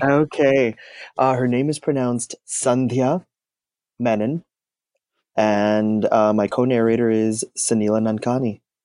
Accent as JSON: {"language": "English", "country": "Canada", "tie": "born or raised there", "said": "I'm of Indian descent. I, I was born in Canada. and I'm first generation North American."}